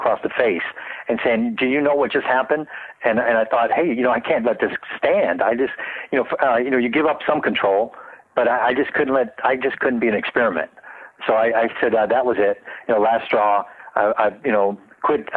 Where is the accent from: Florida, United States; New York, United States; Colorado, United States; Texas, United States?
Florida, United States; Tampa; also born or lived in New Zealand; now in Pasadena, United States; I was from Tampa, Florida